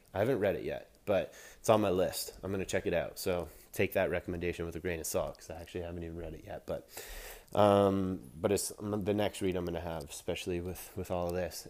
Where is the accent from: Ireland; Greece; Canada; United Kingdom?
Canada; I'm a Canadian boy